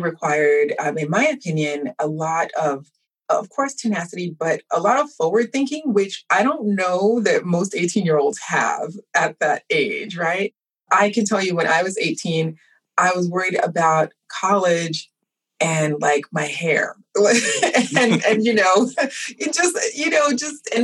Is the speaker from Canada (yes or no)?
no; New York, United States; now in Atlanta, United States; I'm a New Yorker at heart, born and bred